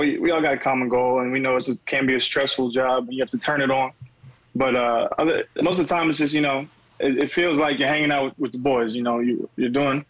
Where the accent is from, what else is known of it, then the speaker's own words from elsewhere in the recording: Austin, Texas, United States; moved away as an adult; also born or lived in Dallas; now in Houston, United States; I actually grew up in Austin